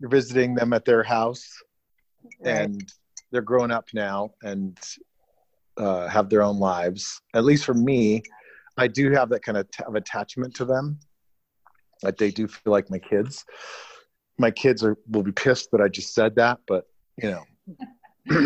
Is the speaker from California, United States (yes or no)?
yes; Santa Cruz, California, United States; I grew up in Santa Cruz